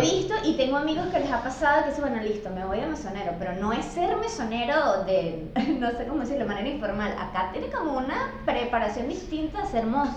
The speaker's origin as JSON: {"language": "Spanish", "country": "Venezuela", "moved": "yes", "lives_now": "Buenos Aires, Argentina", "said": "siempre soy la venezolana"}